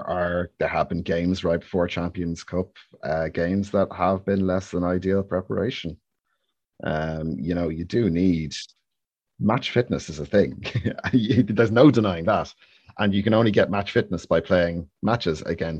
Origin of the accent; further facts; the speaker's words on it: Ireland; It's my natural state of being, definitely. Worry and guilt, those two. Nailed on.